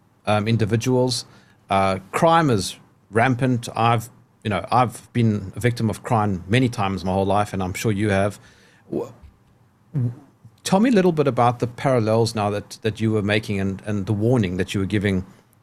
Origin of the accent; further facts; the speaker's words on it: South Africa; we are both South African.